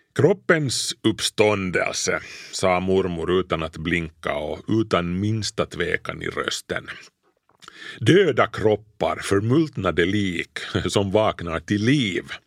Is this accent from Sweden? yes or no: no; Kauniainen, Uusimaa, Finland; mormors och morfars hus låg alltså bredvid vårt när jag, när jag var liten i Grankulla